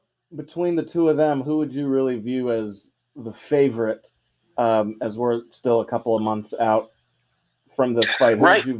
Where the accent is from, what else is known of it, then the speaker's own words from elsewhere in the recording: Ashburn, Virginia, United States; the team right down the street growing up in Ashburn.